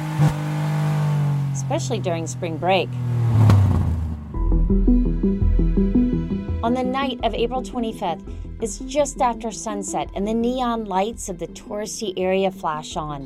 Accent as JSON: {"language": "English", "region": "the Carolinas", "country": "United States", "tie": "born or raised there", "said": "I was born and raised in the Carolinas"}